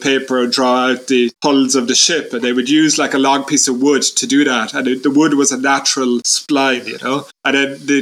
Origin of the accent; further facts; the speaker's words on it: Ireland; I grew up in Ireland in the 1980s in a tiny town that I'm in now, like 5,000 people